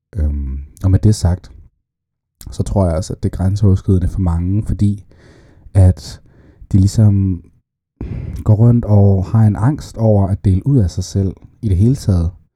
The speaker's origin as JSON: {"language": "Danish", "country": "Saudi Arabia", "tie": "born or raised there", "said": "jeg blev født i Saudi-Arabien"}